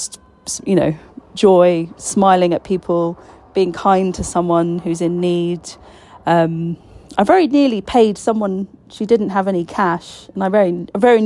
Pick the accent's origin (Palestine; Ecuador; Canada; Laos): Palestine; I was Palestinian